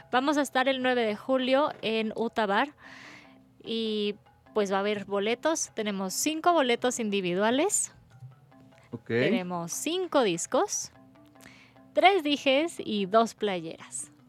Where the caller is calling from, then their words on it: Naucalpan, State of Mexico, Mexico; Mm, desde Naucalpan.